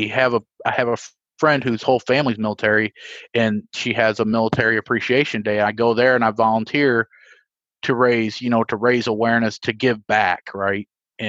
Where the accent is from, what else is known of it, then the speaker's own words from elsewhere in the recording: Evansville, Indiana, United States; I'll keep my hometown public so people can see where I'm from. Evansville, Indiana